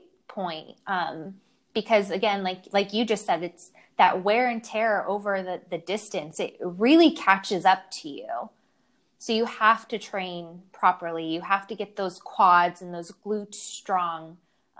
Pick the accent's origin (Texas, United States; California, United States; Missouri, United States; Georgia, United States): California, United States; San Francisco; now in Sausalito, United States; I'm from San Francisco